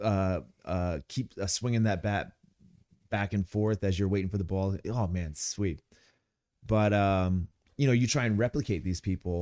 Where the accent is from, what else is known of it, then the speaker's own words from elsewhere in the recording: Ramona, California, United States; I'm from Ramona, Calif-, you know, Ramona. It's, uh, San Diego County